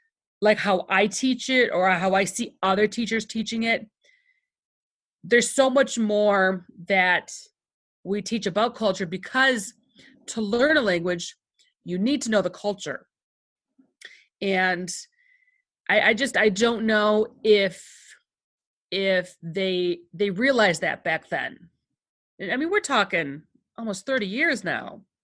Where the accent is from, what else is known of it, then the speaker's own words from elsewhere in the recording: Michigan, United States; first language Greek; I am born and raised in Michigan. I grew up in a Greek household. So this is back 70s, 80s. Basically, my house was like a Greek household. We spoke Greek at home. We went to Greek school.